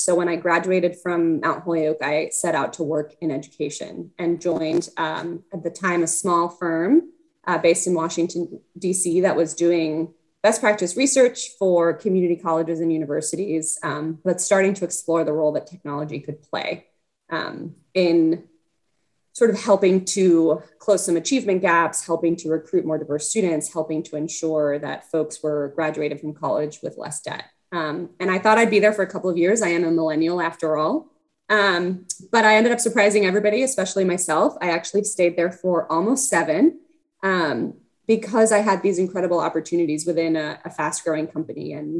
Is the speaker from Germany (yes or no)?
no; Mexico City, Mexico; English is a second language; also born or lived in Canada; I am originally from Mexico City. I am the daughter of diplomats. And so I was lucky enough to spend my childhood in a few different places.